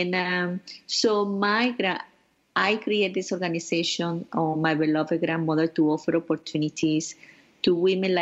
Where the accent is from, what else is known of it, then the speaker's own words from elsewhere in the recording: Venezuela; moved away as an adult; now in New York, United States; I grew up in Venezuela with my beloved grandparents